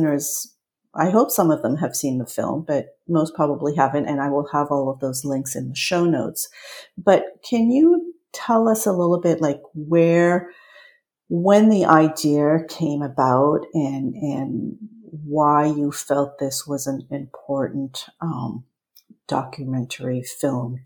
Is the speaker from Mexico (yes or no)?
no; France; accent: French; my French accent